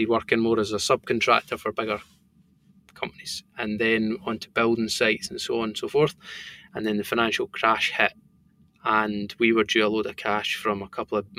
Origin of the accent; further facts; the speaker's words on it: Bo'ness, Scotland, United Kingdom; accent: thick Scottish; also born or lived in Stirling; where I grew up in Bowness